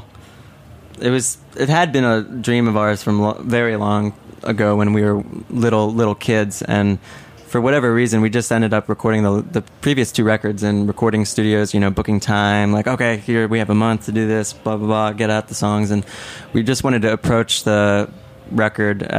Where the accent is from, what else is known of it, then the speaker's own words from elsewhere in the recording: Wilmington, Delaware, United States; we're from the Wilmington, Delaware area